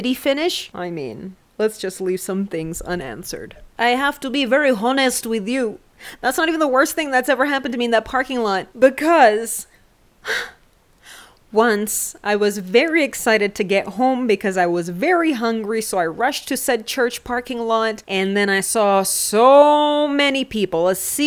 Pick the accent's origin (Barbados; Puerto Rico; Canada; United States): Canada; I'm from Canada